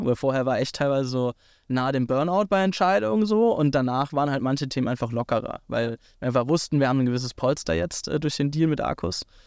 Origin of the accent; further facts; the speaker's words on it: Hockenheim, Baden-Württemberg, Germany; ich komme aus Hockenheim, aus der, aus der Formel 1-Stadt äh, äh, Deutschlands